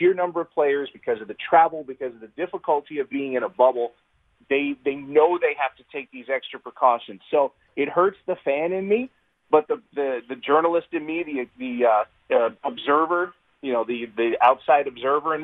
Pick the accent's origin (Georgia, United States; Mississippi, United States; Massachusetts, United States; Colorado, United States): Georgia, United States; now in Wisconsin, United States; growing up in Georgia